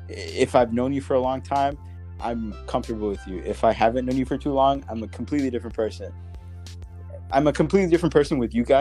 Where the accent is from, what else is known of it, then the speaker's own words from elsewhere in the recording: Belize; now in United States; I came from a different country. I was born in Belize